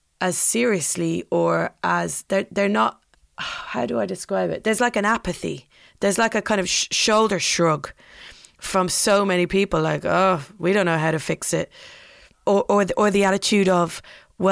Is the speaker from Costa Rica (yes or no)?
no; Ireland; now in London, United Kingdom; I'm Irish, so I don't consider myself British at all